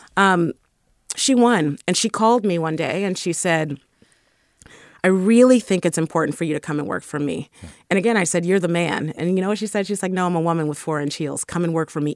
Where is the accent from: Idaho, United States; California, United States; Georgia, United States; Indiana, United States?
California, United States; San Francisco; I was raised in the Fillmore. And definitely a deep child of the Bay Area